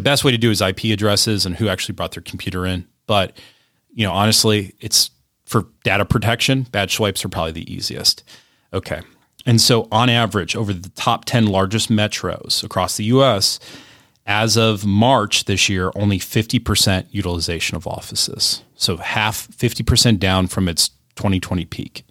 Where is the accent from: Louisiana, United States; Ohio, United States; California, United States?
Ohio, United States; Cleveland; My hometown of Cleveland